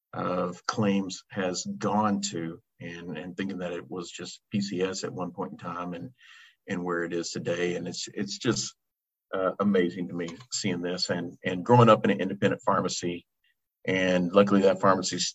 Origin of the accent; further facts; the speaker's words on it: Texas, United States; I'm from Texas. I'm working in Michigan this week. Yeah, I am. I live in San Antonio